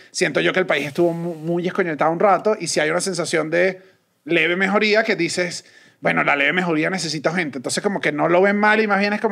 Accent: Colombia; yo soy colombiano.

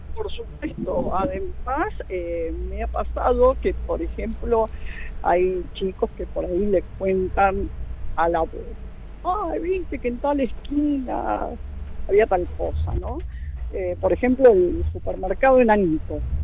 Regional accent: General Rodríguez, Buenos Aires Province, Argentina; yo eh, nací acá en Rodríguez, mis padres, mis abuelos, somos toda una familia de acá

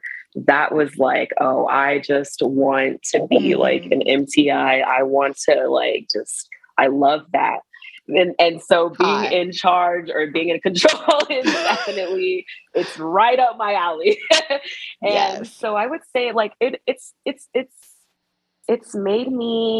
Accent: Atlanta, Georgia, United States; moved away as an adult; also born or lived in South Korea; now in Las Vegas, United States; I'm from Atlanta.

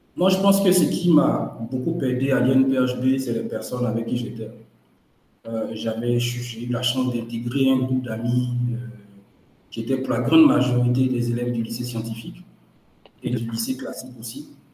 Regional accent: Dimbokro, Lacs District, Côte d’Ivoire; also born or lived in Yamoussoukro, Côte d'Ivoire / Paris, France; Je suis né à Dimboukro, au centre de la Côte d'Ivoire, où j'ai passé euh, toute ma scolarité jusqu'au lycée

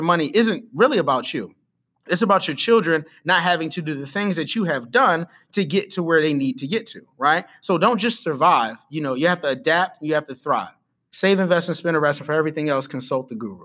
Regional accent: Philadelphia, Pennsylvania, United States; I'm from the city of Philadelphia, the city of brotherly love

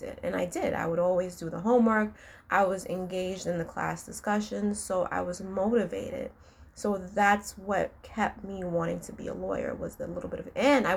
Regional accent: New York City, New York, United States; I grew up in New York City

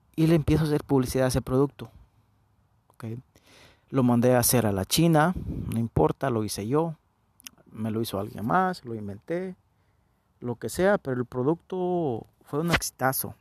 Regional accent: El Salvador; Yo nací en El Salvador, ya, ya no, ya no me preguntan de dónde soy. Soy del Salvador

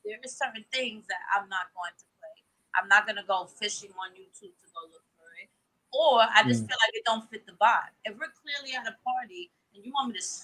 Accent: New York City, New York, United States; I'm from the Boogie Down Bronx

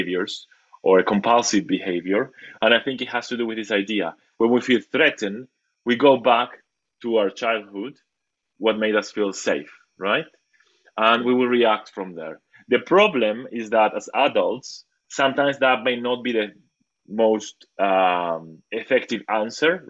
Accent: Argentina; I come from Argentina, where there's a lot of psychoanalysis

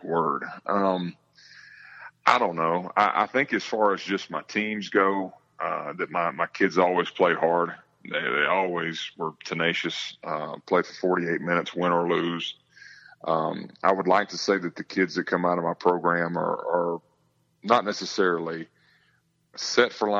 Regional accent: Georgia, United States; growing up in America's Georgia

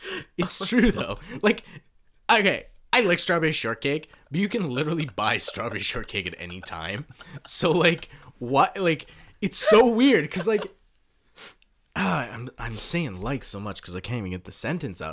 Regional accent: Canada; moved away; also born or lived in Kawasaki, Japan; I come from Canada.

